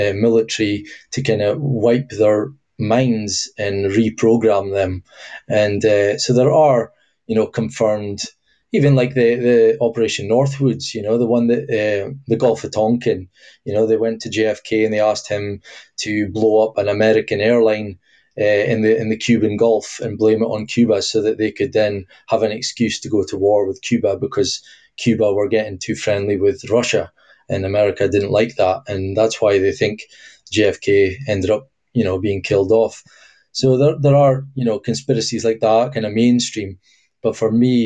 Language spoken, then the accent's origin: English; Scotland, United Kingdom; obviously I'm from Scotland.